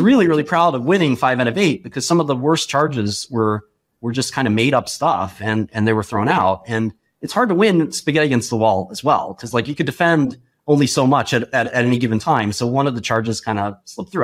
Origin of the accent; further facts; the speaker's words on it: New York City, New York, United States; growing up in Brooklyn as, as a relatively poor kid